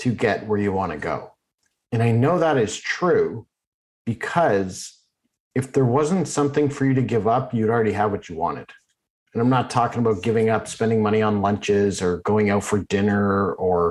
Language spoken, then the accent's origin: English; Oakville, Ontario, Canada; when I grew up in Oakville.